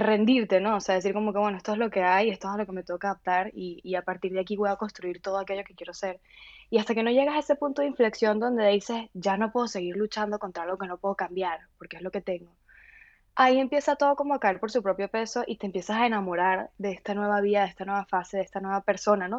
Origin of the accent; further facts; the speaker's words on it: Valencia, Carabobo, Venezuela; moved away as an adult; also born or lived in Galicia, Spain / Bogotá, Colombia; no tengo a nadie en Caracas, yo soy de Valencia